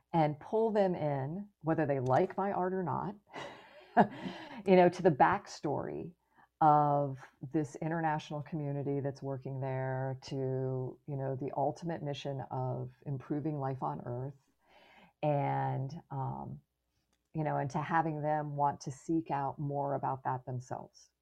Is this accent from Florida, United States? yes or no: yes; Florida, United States; I grew up in Florida